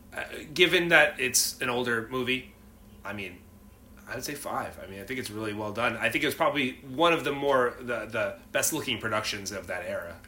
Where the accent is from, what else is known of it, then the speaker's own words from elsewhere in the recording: New England, United States; moved away; I'm from New England originally